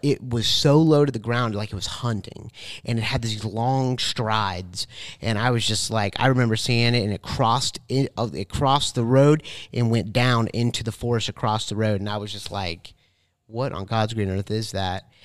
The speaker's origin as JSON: {"language": "English", "town": "Tallahassee", "region": "Florida", "country": "United States", "tie": "born or raised there", "said": "I was born in Tallahassee"}